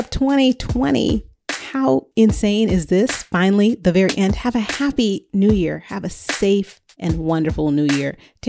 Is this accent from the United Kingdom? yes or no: no; Northern California, United States; I grew up in Northern California.